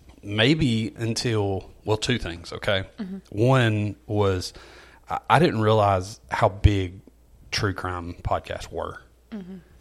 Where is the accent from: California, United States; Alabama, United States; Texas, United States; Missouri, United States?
Alabama, United States; Walker County; I grew up in Walker County.